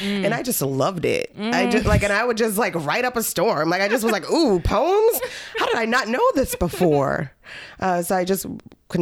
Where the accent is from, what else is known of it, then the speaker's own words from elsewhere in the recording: Lowell, Massachusetts, United States; my life growing up in Lowell was great. I grew up in the Acre, I love the Acre